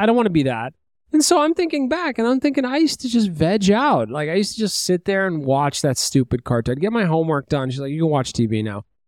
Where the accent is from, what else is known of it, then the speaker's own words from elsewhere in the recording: New York City, New York, United States; I grew up in Brooklyn